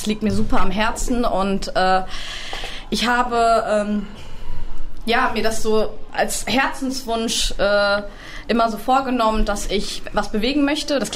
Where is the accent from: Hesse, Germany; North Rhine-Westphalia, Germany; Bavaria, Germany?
North Rhine-Westphalia, Germany; Hagen; now in Essen, Germany; Äh, ich komme eigentlich aus Hagen, so wie Herr Dung auch, zufälligerweise.